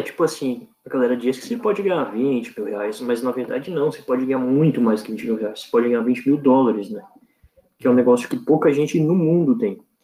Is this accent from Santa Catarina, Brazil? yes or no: yes; Santa Catarina, Brazil; Santa Catarina